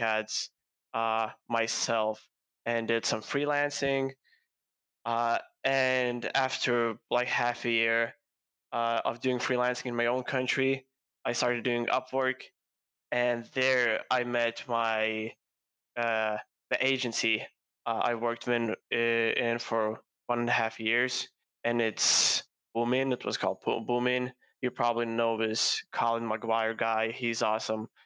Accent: Lithuania; start an agency in my home country, Lithuania

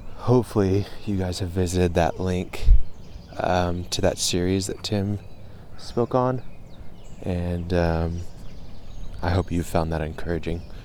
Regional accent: United States; first language English; I grew up in America. I, I am Moroccan, but I, English is my first language.

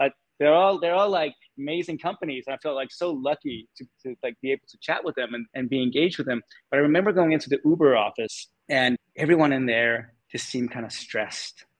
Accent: Denmark; moved away as an adult; also born or lived in California; I was born and raised in Denmark

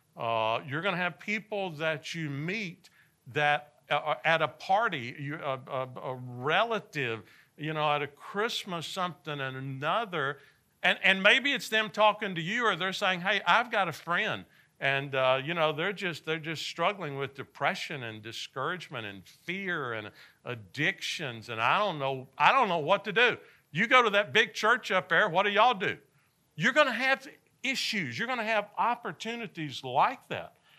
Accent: Nashville, Tennessee, United States; I grew up in Nashville, Tennessee

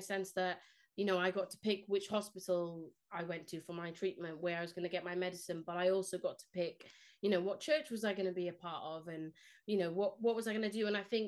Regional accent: Cardiff, Wales, United Kingdom; first language Spanish; English is a second language; moved away as an adult; also born or lived in Spain / Leicester; now in Oldham, United Kingdom; I grew up in Cardiff

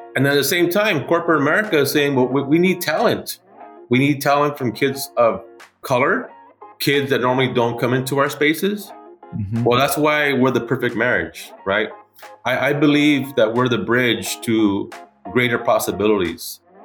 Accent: Los Angeles, California, United States; moved away as an adult; now in Portland, United States; I'm originally from Los Angeles, California. I'm a first generation kid

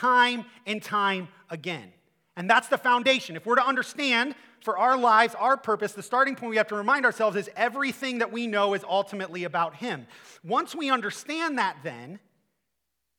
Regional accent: Akron, Ohio, United States; I'm from Akron

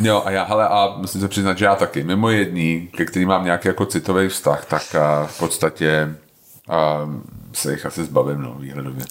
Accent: Prague, Czechia; já jsem vyrůstal na Jižním městě

